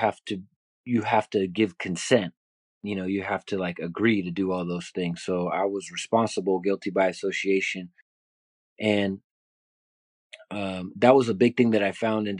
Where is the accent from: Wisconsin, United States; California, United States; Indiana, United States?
California, United States; Bay Area; So I grew up in the Bay Area, was a graffiti artist